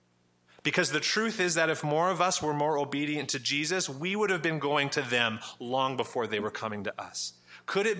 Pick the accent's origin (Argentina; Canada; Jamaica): Canada; Western Canada; I'm a white Canadian. I grew up here in Western Canada, surrounded by mostly white people